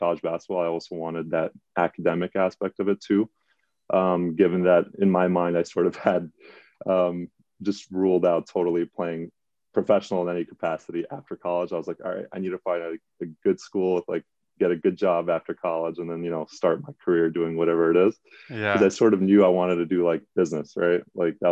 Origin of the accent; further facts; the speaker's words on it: New York City, New York, United States; I grew up in the Bronx